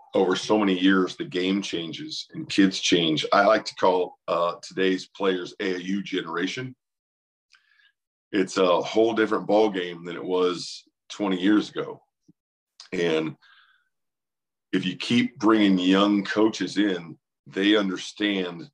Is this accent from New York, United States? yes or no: no; Newton, Iowa, United States; I loved growing up in Newton